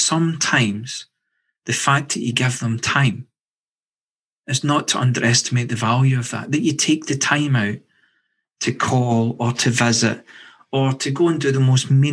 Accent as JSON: {"language": "English", "region": "Scotland", "country": "United Kingdom", "said": "I'm from Scotland"}